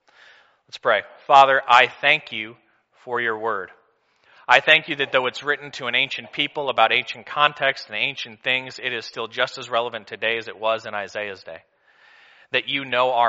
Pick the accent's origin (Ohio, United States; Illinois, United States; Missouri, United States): Missouri, United States; I'm from Missouri